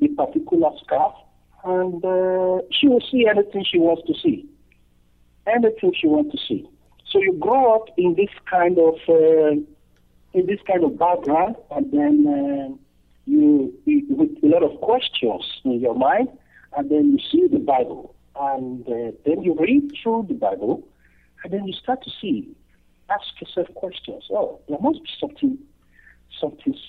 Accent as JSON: {"language": "English", "country": "Nigeria", "moved": "yes", "said": "I am originally from Nigeria"}